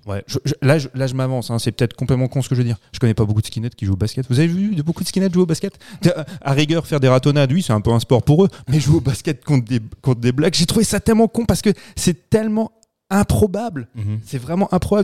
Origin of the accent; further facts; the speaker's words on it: France; chez nous en France